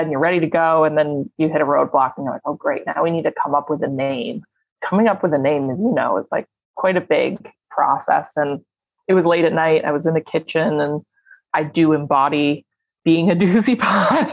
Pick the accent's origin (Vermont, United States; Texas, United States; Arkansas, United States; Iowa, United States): Vermont, United States; Waterbury; moved away; I grew up in Vermont, home of Ben & Jerry's